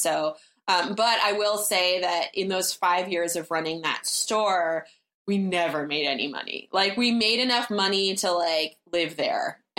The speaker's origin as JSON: {"language": "English", "town": "Berkeley", "region": "California", "country": "United States", "tie": "born or raised there", "also_born_or_lived": "Florence, Italy", "moved": "as an adult", "said": "I grew up in Berkeley"}